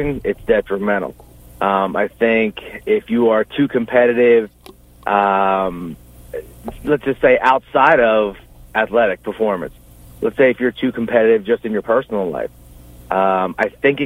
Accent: Bristol, Pennsylvania, United States; growing up in Bristol

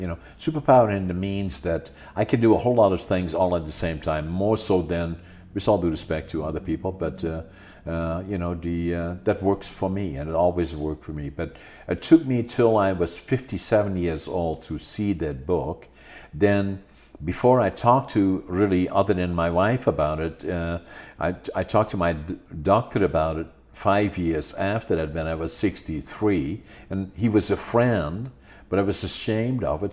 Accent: Netherlands; now in Prince George, Canada; I was born in Holland

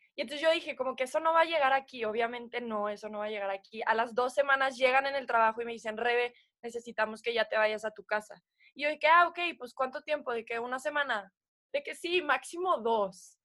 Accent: Puebla, Mexico; also born or lived in United States; now in Mexico City, Mexico; yo nací en Puebla, crecí en Puebla

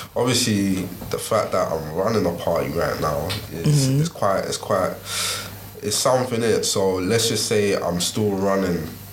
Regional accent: Nigeria; I'm a Nigerian

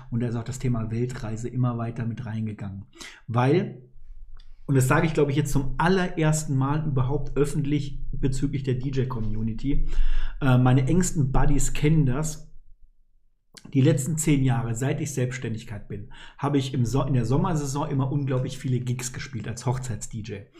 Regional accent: Poland; born there; Als gebürtiger Pole empfehle ich dir, Polen auf jeden Fall zu besuchen.

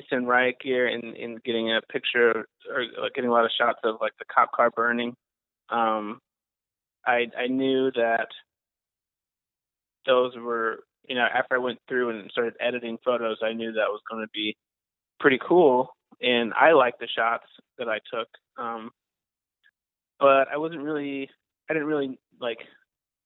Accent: Madison, Wisconsin, United States; moved away as an adult; also born or lived in Seattle, Washington; now in Philadelphia, United States; I'm originally from Madison, Wisconsin

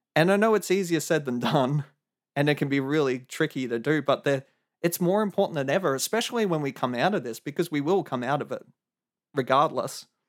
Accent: Melbourne, Victoria, Australia; I'm from Melbourne, Australia

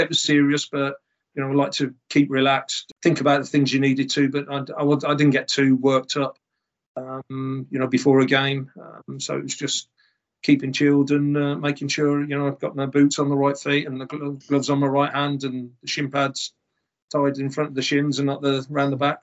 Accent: Smethwick, West Midlands, United Kingdom; I was brought up in the Midlands, um, born in uh, Smethwick or just outside of Birmingham

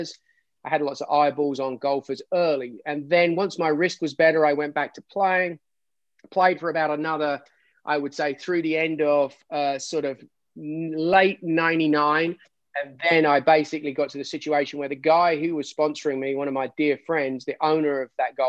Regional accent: Surrey, South East England, United Kingdom; moved away as an adult; also born or lived in Hattiesburg, Mississippi / US South; now in United States; I'm originally from England, the UK, lots of people, just Surrey, just south of London, basically about 10 miles from the center of London.

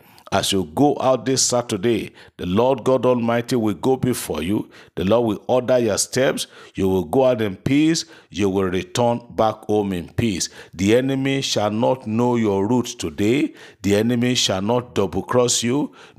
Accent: Abia, Nigeria; from Abia State.

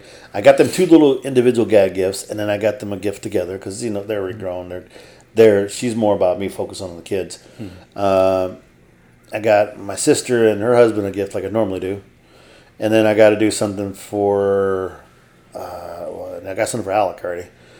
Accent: Argentina; I am not from America. I hail from Argentina.

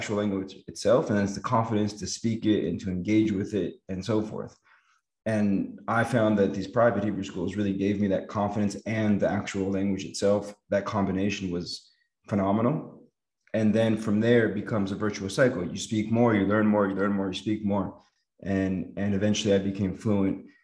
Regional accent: Los Angeles, California, United States; moved away as an adult; now in Israel; Didn't go to a day school growing up in Los Angeles

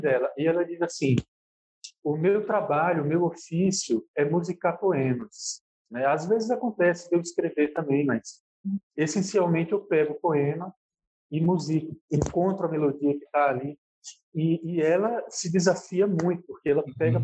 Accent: Sergipe, Brazil; moved away; eu tenha vivido minha infância aí em Sergipe

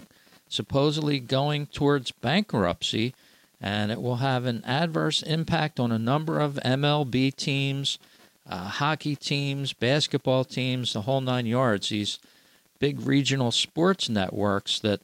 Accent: Atlantic City, New Jersey, United States; I'm from the Atlantic City area

